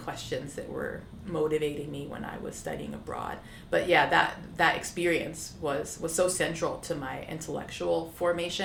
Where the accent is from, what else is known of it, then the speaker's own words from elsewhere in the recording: United States; I am Black American